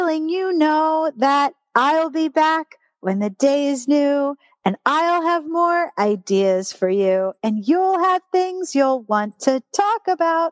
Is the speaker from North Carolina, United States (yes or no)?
no; Pittsburgh, Pennsylvania, United States; Children's Hospital of Pittsburgh. Yep. Yep. That's my hometown